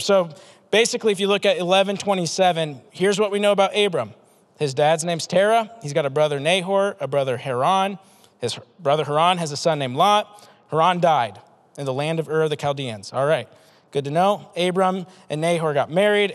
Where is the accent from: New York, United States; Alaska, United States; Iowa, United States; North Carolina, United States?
Iowa, United States; Des Moines; I'm from Des Moines, 515 Southeast Polk